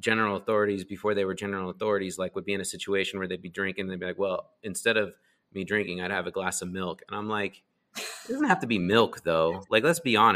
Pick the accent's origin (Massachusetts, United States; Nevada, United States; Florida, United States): Nevada, United States; Las Vegas; I grew up in Las Vegas